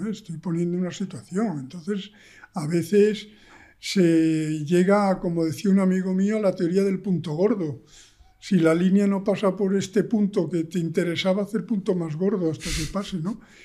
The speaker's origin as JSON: {"language": "Spanish", "region": "Extremadura", "country": "Spain", "tie": "born or raised there", "also_born_or_lived": "Granada", "moved": "yes", "said": "yo soy extremeño, he vivido en la naturaleza toda mi vida"}